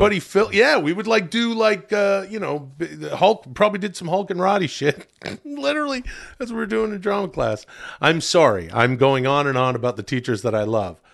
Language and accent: English; Ladner, British Columbia, Canada; my home town, uh, farming and fishing village. Ladner